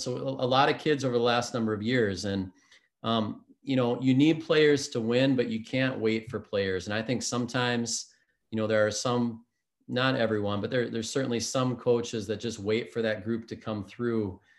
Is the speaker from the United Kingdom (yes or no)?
no; Spring Lake Park, Minnesota, United States; grew up in the Twin Cities area, a suburb of um, Minneapolis called Spring Lake Park